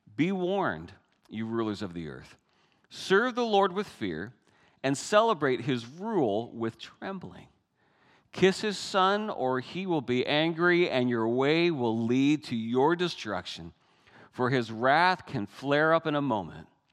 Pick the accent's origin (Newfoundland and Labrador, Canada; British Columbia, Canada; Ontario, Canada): Newfoundland and Labrador, Canada; moved away; Many of you know I'm Canadian, but I come from a very special part of Canada. It's that northeast corner of Canada, Newfoundland